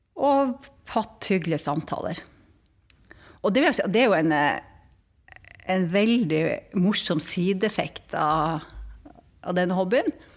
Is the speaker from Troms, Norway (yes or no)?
yes; Tromsø, Troms, Norway; Som man hører på min dialekt, jeg vokste opp i, i Tromsø